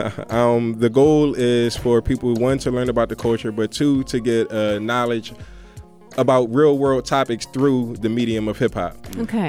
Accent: Philadelphia, Pennsylvania, United States; I'm from Philadelphia

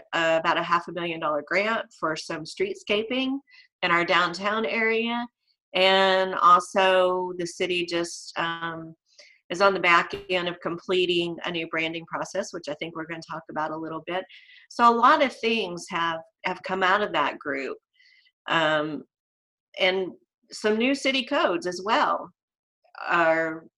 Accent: Van Buren, Arkansas, United States; also born or lived in Heber Springs, Arkansas; I got the opportunity to return to my hometown of Van Buren

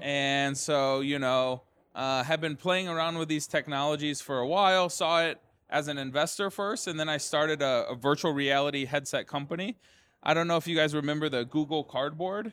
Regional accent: Detroit, Michigan, United States; We started in Detroit, you know, which is my hometown

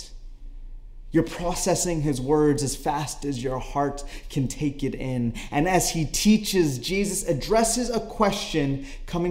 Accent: Canada; I am Canadian

